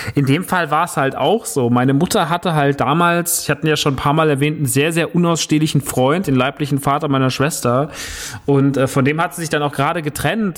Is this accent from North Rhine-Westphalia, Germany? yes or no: no; Rodgau, Hesse, Germany; also born or lived in Heusenstamm; Ich bin umgezogen mit elf. Das erste Mal. Wir hatten damals eine Wohnung in Rottgau, äh, Jügesheim